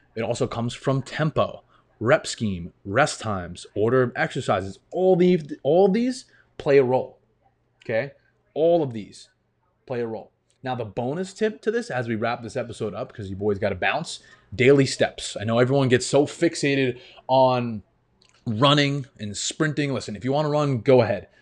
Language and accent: English; New York, United States; Grew up in New York, and it's cold half the year